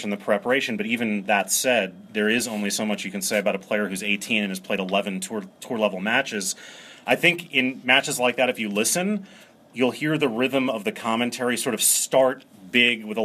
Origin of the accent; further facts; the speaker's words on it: New York City, New York, United States; moved away; also born or lived in Maryland; I grew up in New York City